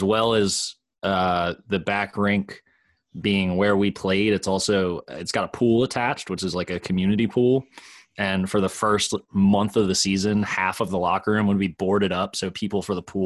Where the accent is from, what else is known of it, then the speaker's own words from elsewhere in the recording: Newark, Delaware, United States; I grew up in Newark